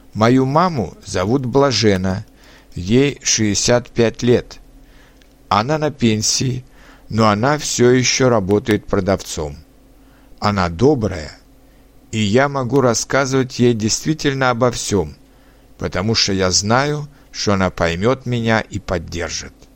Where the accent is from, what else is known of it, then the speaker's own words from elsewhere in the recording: Litvínov, Ústí nad Labem Region, Czechia; Russian is a second language; also born or lived in Most, Czech Republic; now in Prague, Czech Republic; Я родился 25 сентября 1981 года в чешском городе Мости, который расположен рядом с моим родным городом Литвиновым.